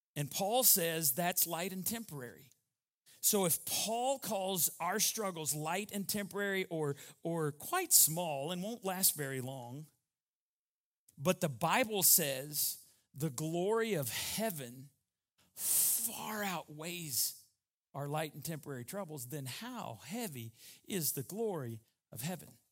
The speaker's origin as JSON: {"language": "English", "town": "Borger", "region": "Texas", "country": "United States", "said": "I was from Borger, Texas, and it was about six and a half, seven hours to get to Waco, back to Baylor"}